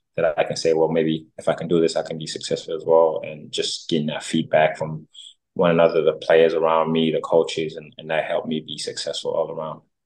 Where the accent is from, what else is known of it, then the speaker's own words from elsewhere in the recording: United States; I was raised in America